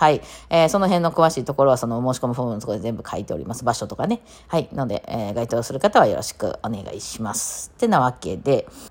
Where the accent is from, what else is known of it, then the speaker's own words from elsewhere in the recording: Kansai, Japan; うちの…っていうバンド4人、関西人なんですよ。まあ全員大阪ではないんですけど、まあ関西人